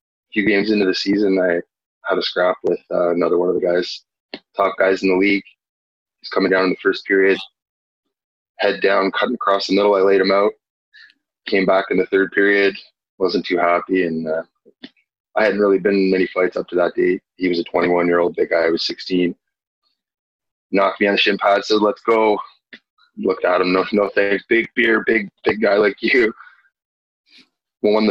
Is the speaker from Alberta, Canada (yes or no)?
no; Ottawa, Ontario, Canada; Growing up in the Ottawa area, played minor hockey